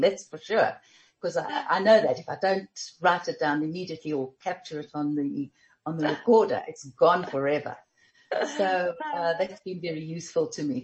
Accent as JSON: {"language": "English", "town": "Germiston", "region": "Gauteng", "country": "South Africa", "tie": "born or raised there", "said": "we grew up in Germiston"}